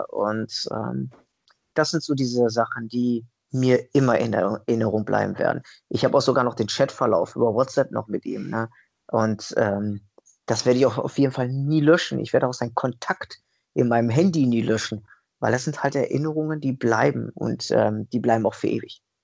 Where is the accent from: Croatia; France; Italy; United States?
Italy; ich bin ja Italiener, durch und durch